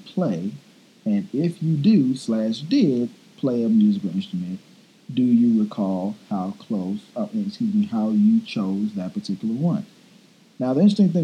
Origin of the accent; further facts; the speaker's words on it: Texas, United States; I'm from Texas originally